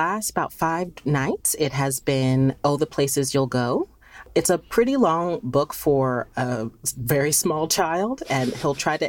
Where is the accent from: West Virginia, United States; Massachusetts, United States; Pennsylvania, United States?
Pennsylvania, United States; Philadelphia; But it's always been such an important part of my life from being a child, growing up in Philly.